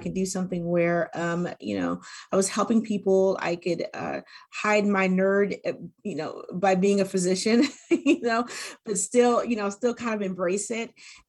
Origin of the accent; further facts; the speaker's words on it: California, United States; born there; also born or lived in Korea / New Mexico, United States / Germany; I was born in Southern California, and then after that we moved to Korea, and then after we lived in Korea we moved to New Mexico, where my little sister was born, and then we moved to Germany